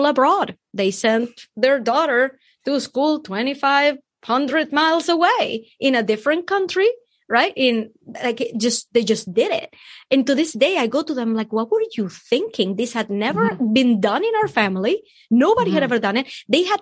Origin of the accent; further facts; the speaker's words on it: Venezuela; moved away; I'm from Venezuela